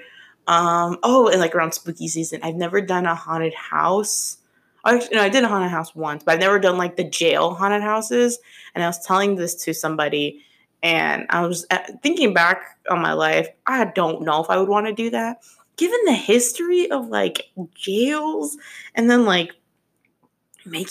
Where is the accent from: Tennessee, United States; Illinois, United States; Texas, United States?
Illinois, United States; Chicago; I'm being from Chicago